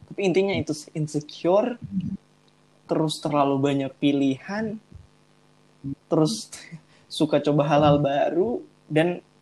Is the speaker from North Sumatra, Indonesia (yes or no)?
no; Manado, North Sulawesi, Indonesia; kan aku dari anak daerah nih aku ah, dari Manado aku dari Manado jadi